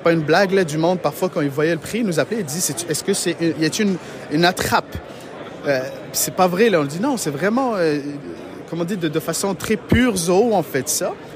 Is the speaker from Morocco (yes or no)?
yes; Morocco; also born or lived in Matane, Quebec, Canada; now in Quebec, Canada; Moi, je suis d'origine du Maroc